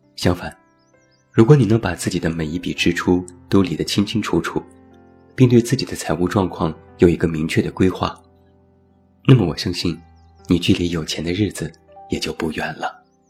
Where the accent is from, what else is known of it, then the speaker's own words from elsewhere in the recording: Taiyuan, Shanxi, China; moved away; 拿我的家乡太原举例